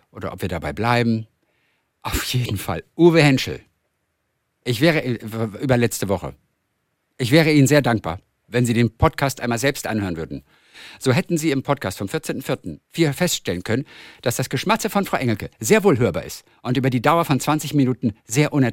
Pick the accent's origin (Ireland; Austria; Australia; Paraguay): Austria; Upper Austria; now in Graz, Austria; ich komme aus Oberösterreich. Ich studiere allerdings in Graz in der Steiermark